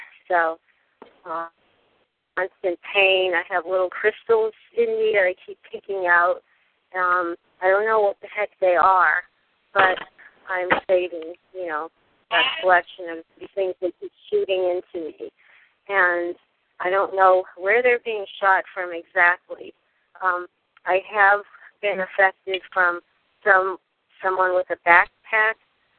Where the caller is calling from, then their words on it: California, United States; I'm calling from California